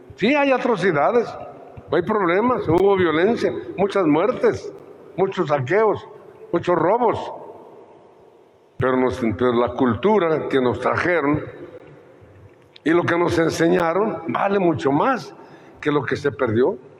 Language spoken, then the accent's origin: Spanish; Mexico